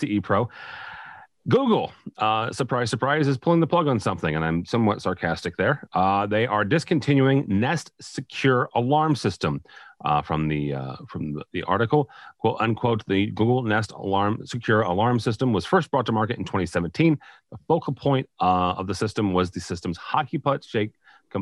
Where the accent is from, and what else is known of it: St. Louis, Missouri, United States; born or raised there